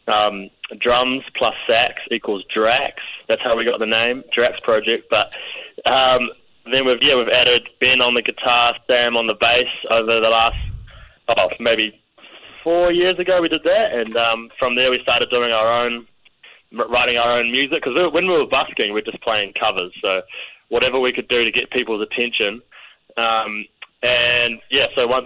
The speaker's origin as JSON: {"language": "English", "country": "New Zealand"}